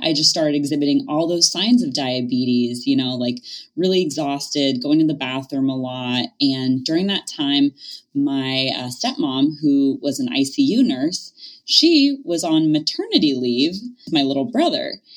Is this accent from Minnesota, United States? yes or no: no; Thousand Oaks, California, United States; I ended up doing my master's back in my hometown, which is in Thousand Oaks, California